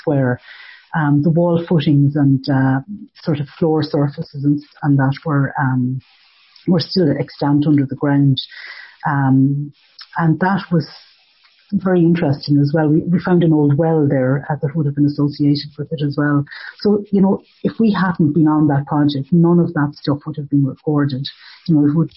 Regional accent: Ballinasloe, Connacht, Ireland; I'm from Ballinasloe

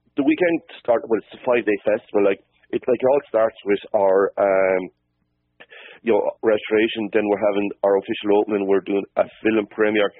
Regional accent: Cappoquin, Munster, Ireland; I was born like in Capoquin, which is about 10 miles from Dungarvan

